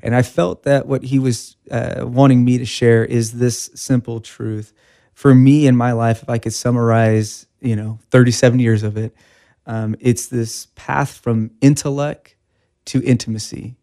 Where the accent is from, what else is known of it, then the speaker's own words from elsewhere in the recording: Bakersfield, California, United States; Born and raised in Bakersfield, uh, nineteen eighty-three, um, and then went to the Bakersfield High School